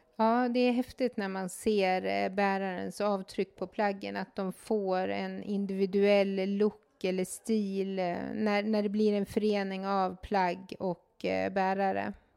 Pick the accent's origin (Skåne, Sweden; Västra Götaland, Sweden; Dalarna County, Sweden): Dalarna County, Sweden; Mora; är född och uppvuxen i Mora